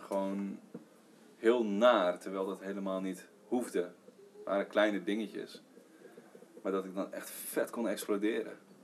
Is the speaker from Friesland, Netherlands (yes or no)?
yes; Heerenveen, Friesland, Netherlands; also born or lived in Leeuwarden; ik ben gewoon opgegroeid in Heerenveen en ik, gewoon Nederlandse jongen